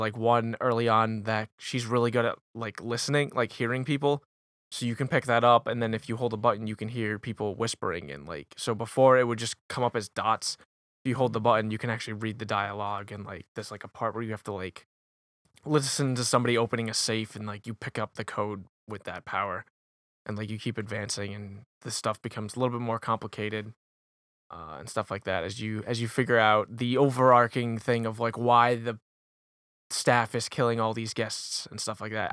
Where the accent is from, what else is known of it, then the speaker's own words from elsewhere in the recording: Warwick, Rhode Island, United States; I'm from Warwick